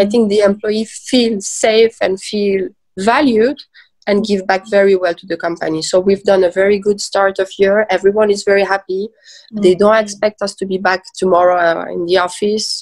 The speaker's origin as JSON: {"language": "English", "country": "Switzerland", "tie": "born or raised there", "also_born_or_lived": "Iran / Lausanne / Geneva", "said": "I was born in Iran uh, and I was raised in Switzerland."}